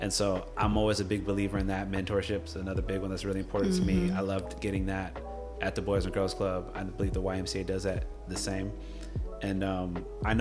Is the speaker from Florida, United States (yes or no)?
yes; Gainesville, Florida, United States; when I was growing up, so I'm from Gainesville, Florida